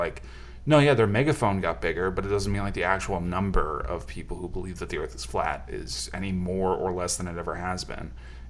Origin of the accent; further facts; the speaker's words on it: Washington, United States; I'm from Washington.